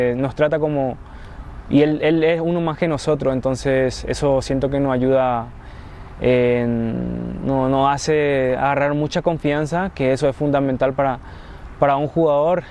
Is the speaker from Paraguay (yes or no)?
yes; Paraguay; now in Mexico; paraguayos también hablamos mucho